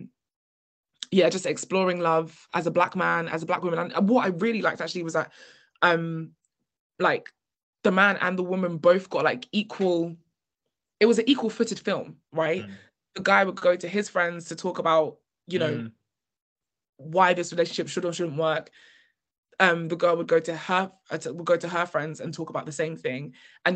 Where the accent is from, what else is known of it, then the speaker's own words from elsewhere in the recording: United Kingdom; we are British